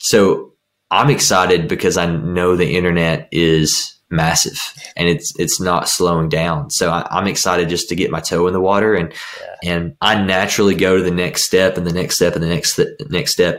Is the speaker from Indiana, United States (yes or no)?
no; Kentucky, United States; I'm from Kentucky.